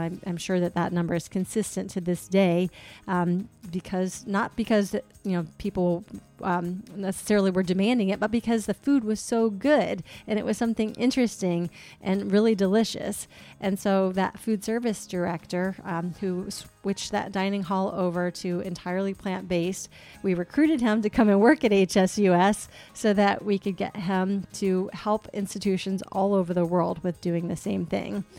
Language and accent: English; Chesapeake, Virginia, United States; moved away; I grew up in Chesapeake, Virginia, which is on the border of North Carolina.